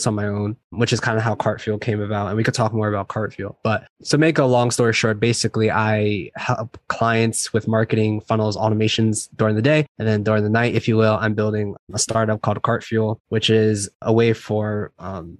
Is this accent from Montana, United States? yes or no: no; New Jersey, United States; now in San Diego, United States; So I'm from originally from New Jersey. I live in San Diego right now.